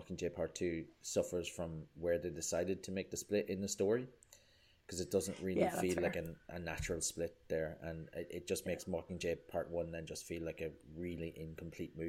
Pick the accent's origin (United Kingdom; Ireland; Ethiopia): Ireland; as an Irish person